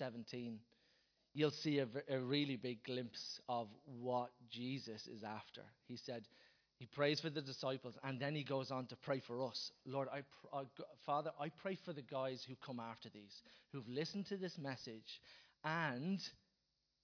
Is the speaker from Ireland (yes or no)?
yes; Dublin, Leinster, Ireland; us as Dubliners or wherever you're from, as Irish people